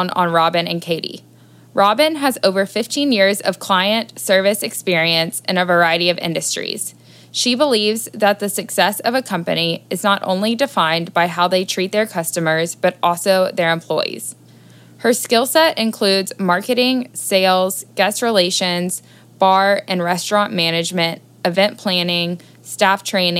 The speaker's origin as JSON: {"language": "English", "town": "Nashville", "region": "Tennessee", "country": "United States", "tie": "born or raised there", "also_born_or_lived": "Los Angeles / Washington, D.C.", "said": "I am a Nashville native who has spent time living in Los Angeles and Washington, D.C."}